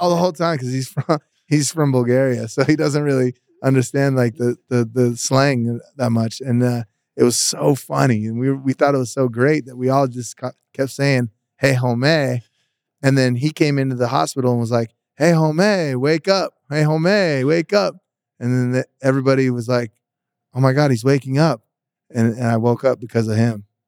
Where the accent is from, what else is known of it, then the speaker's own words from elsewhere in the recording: Las Vegas, Nevada, United States; And I'm from Vegas. I'm born here.